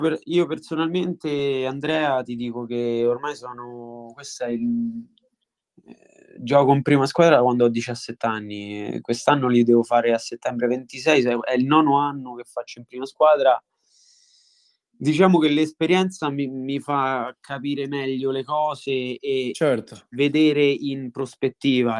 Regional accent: Montalto di Castro, Lazio, Italy; ho giocato nella squadra del mio paese, io sono di Montalto di Castro

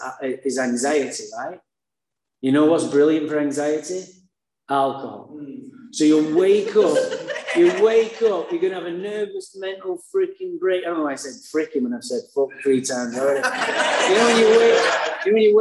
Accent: Manchester, North West England, United Kingdom; now in Santa Barbara, United States; I was born in Manchester, England. That's why I have a funny accent.

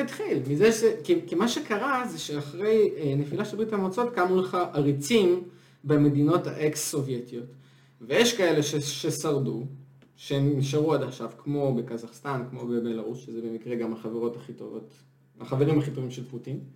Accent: Israel

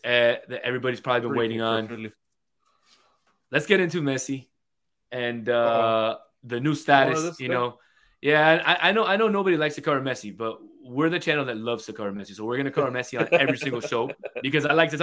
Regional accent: Kansas City, United States; accent: gringo; my gringo accent just came out. You know, yeah. From Kansas

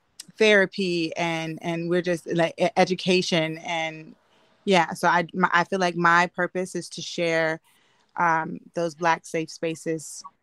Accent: Maryland, United States; Like, even growing up in Maryland, D.C., you know, I felt a lot of my Blackness when I would come back home to summer vacations. And then when I moved down south

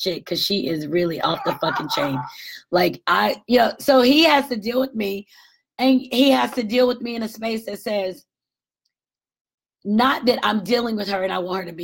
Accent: Marietta, Georgia, United States; moved away; my home is in Marietta, Georgia, north of 27 miles north of Atlanta

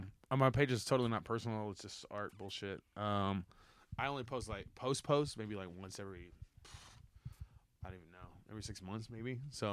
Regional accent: Texas City, Texas, United States; now in Austin, United States; In my hometown, Tech City

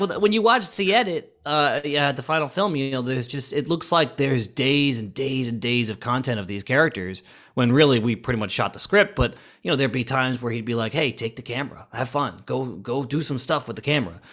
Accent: Florida, United States; I grew up in Florida and I went to Halloween Horror Nights all the time

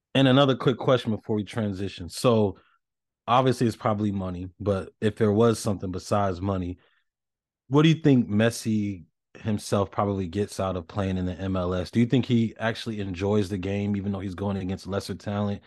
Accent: the South, United States; I grew up in the South

